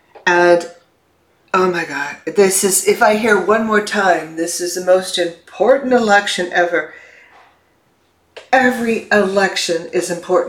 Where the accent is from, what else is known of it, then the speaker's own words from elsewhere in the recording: Chicago, Illinois, United States; I grew up in the Chicago area